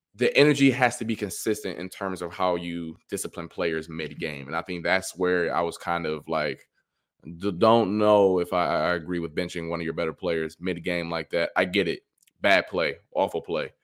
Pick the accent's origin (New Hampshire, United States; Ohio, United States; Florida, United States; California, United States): Ohio, United States; I'm from Ohio